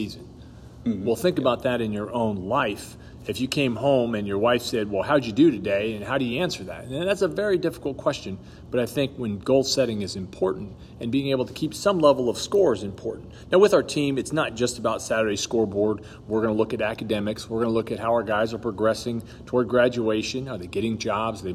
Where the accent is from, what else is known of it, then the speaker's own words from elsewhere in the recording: Los Angeles, California, United States; moved away; I grew up in Los Angeles, California.